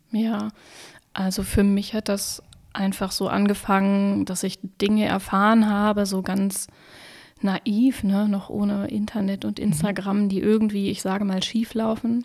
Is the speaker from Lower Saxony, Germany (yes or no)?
yes; Wolfsburg, Lower Saxony, Germany; moved away as an adult; now in Berlin, Germany; in meiner Heimatstadt in Wolfsburg